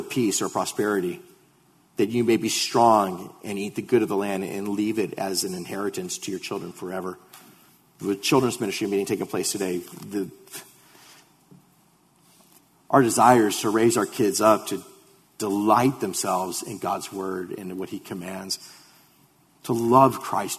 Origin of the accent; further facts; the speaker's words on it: United States